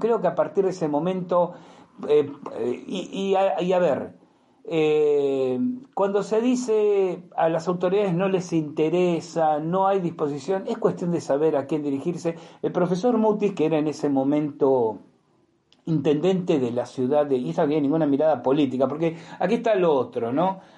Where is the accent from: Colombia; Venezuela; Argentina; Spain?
Argentina; en Argentina lo decimos